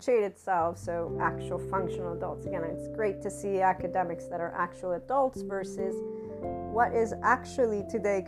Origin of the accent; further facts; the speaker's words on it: United States; as an American student